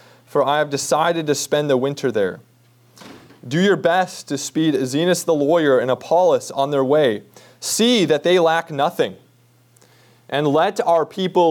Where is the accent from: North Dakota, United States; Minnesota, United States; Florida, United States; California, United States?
Minnesota, United States; growing up in Minnesota, my dad did and still does tap his own maple trees every spring